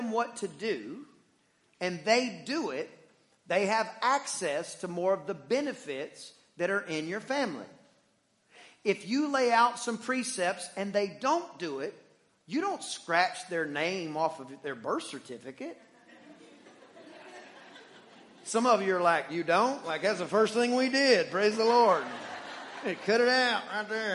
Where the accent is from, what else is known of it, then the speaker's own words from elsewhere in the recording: Deep East Texas, United States; I am from Deep East Texas, where there are more pine trees than people